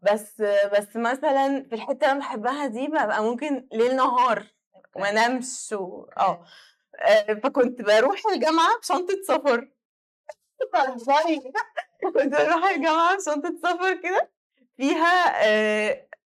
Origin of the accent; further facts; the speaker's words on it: Egypt; احنا عندنا في مصر